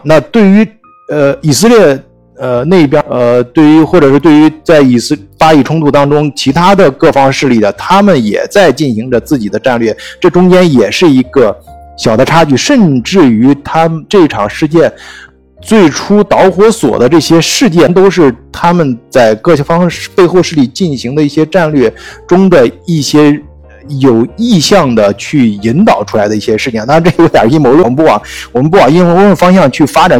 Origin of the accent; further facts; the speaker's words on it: China; 我们中国人